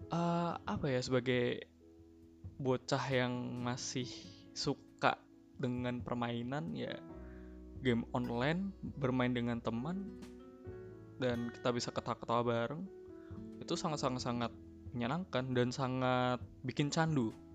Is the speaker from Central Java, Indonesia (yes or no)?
yes; Central Java, Indonesia; moved away as an adult; aku lahir di kota yang cukup kecil eh, tapi cukup dikenal banyak julukan untuk kotaku ini untuk kalangan umum bis, bisa disebut dengan kota batik